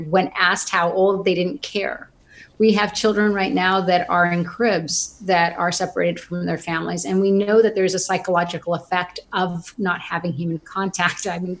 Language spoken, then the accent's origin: English; Sonoma, California, United States; So I grew up in Sonoma, and I have to tell you that I'm going to completely date myself.